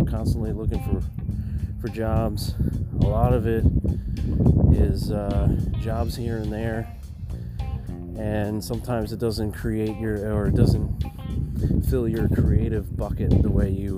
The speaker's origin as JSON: {"language": "English", "region": "New York", "country": "United States", "moved": "yes", "said": "I'm from New York"}